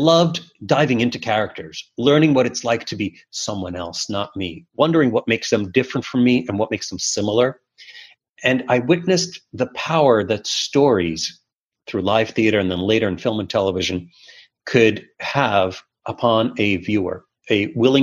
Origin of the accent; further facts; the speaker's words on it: New York City, New York, United States; English is a second language; also born or lived in Soviet Union; moving to Brooklyn in the 1980s, in the heart of the evil empire era, as Reagan termed the Soviet Union at the time, was challenging. There were not a lot of Russian-speaking kids in my class